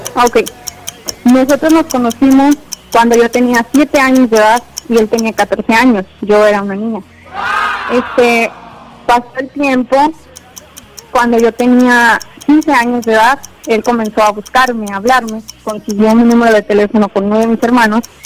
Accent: Arandas, Jalisco, Mexico; now in Texas, United States; yo soy de Aranda, este, ahorita nos encontramos en Texas, Estados Unidos

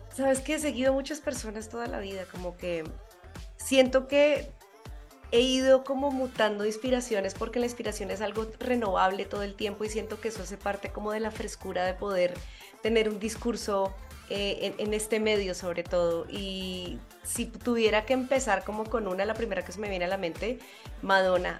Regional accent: Colombia; moved away as an adult; now in Mexico City, Mexico; soy colombiana, pero vivo aquí desde hace ya casi cinco años

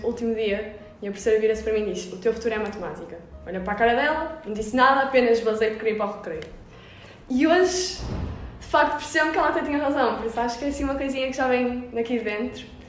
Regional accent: Vila Nova de Gaia, Norte, Portugal; sou daqui perto, sou de Gaia

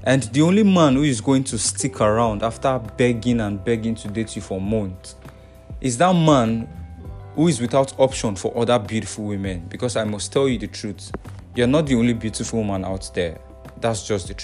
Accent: Nigeria; I'm from Nigeria.

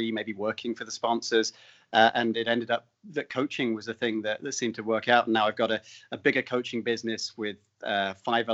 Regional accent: United Kingdom; moved away as an adult; also born or lived in London; I don't come from the US. So in the UK, I was playing cricket and soccer

